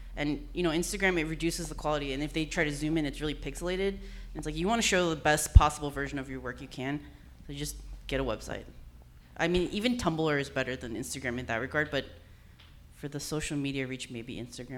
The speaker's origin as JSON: {"language": "English", "town": "San Jose", "region": "California", "country": "United States", "tie": "born or raised there", "also_born_or_lived": "Berkeley / Oakland / San Francisco", "moved": "as an adult", "lives_now": "Los Angeles, United States", "said": "I'm a Bay Area native. You know, I grew up in San Jose"}